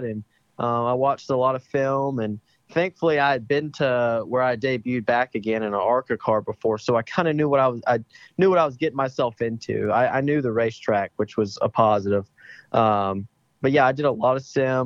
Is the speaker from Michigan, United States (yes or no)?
no; Meridian, Mississippi, United States; also born or lived in Tuscaloosa, Alabama; I was born in Tuscaloosa, Alabama, but I was raised in Meridian, Mississippi